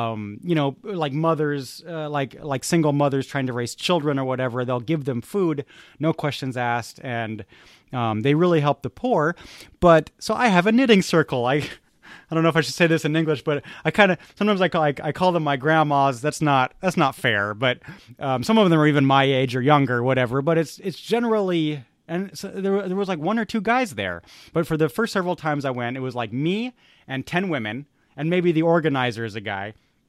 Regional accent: California, United States; kind of, because I'm from California.

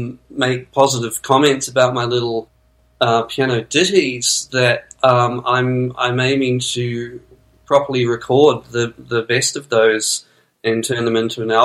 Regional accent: New Zealand; I am a New Zealander.

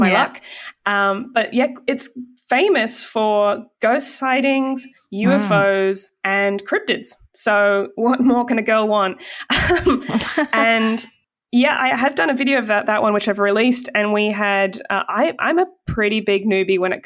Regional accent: Australia; as an Aussie

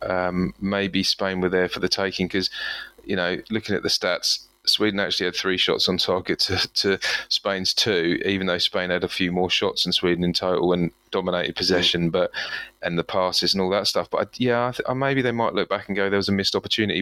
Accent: England, United Kingdom; I'm English here.

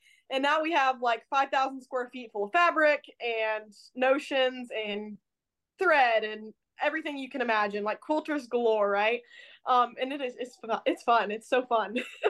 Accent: Ohio, United States; now in Portland, United States; So I currently live in Portland, Indiana. I'm from Ohio, so we moved over here about probably a year and a half ago.

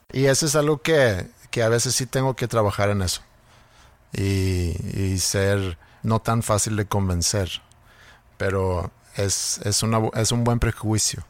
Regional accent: Sweden; born or raised there; moved away

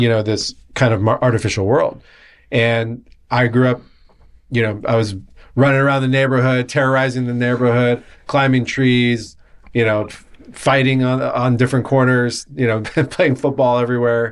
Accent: La Jolla, California, United States; I grew up in La Jolla, California, okay. down in San Diego

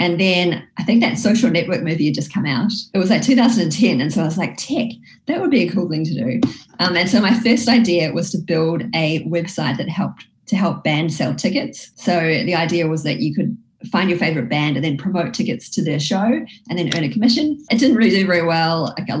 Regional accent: Whangarei, Northland, New Zealand; also born or lived in Wellington, New Zealand; Well, I grew up in Whangarei. It was my kind of primary school. And then I went to secondary school in Wellington.

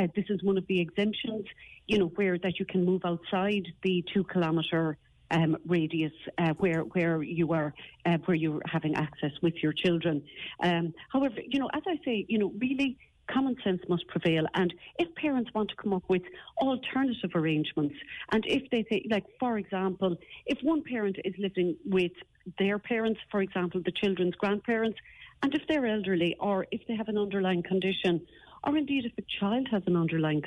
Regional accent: West Cork, Munster, Ireland; now in Kildare, Ireland; I practice here in Kildare, even though I'm from West Cork

